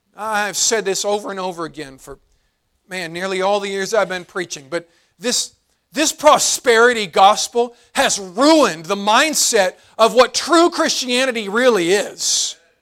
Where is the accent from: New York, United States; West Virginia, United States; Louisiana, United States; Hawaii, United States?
West Virginia, United States; moved away; I grew up in West Virginia, and, and I loved the hills, I loved country life